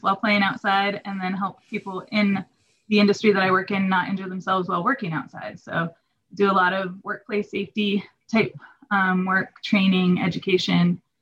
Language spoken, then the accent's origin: English; Truckee, California, United States; also born or lived in Hayward, California; spent most of my childhood in Truckee, California, which is in the Sierra, pretty close to Lake Tahoe.